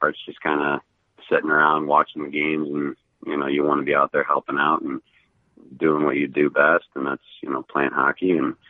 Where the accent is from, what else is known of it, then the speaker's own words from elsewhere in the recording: Indianapolis, Indiana, United States; born there; My family lives in Columbus, Ohio. And, you know, I was born here in Indy a long time ago, and I'm familiar with the area.